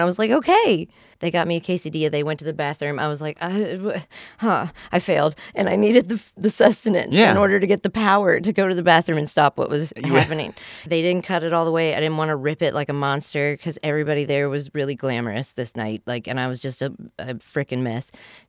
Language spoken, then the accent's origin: English; West Virginia, United States; Again, I'm from West Virginia. I don't have good ribs.